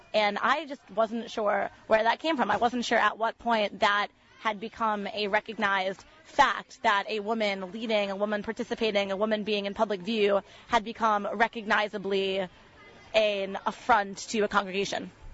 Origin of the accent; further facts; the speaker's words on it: West Hartford, Connecticut, United States; I'm from West Hartford, Connecticut